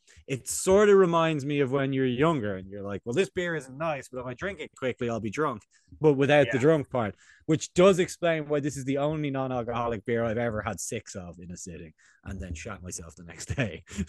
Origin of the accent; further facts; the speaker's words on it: Scotland, United Kingdom; I'm really from Scotland. I say things like him and heather, you know?